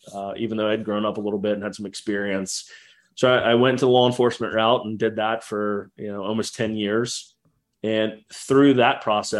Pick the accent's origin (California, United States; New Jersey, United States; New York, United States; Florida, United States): Florida, United States; Jacksonville; also born or lived in Houston, Texas; we grew up in Jacksonville and this is a very large naval, city